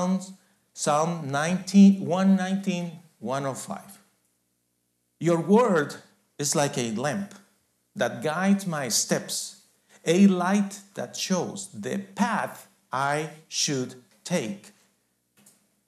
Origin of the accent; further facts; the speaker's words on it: Guatemala; I was born in Guatemala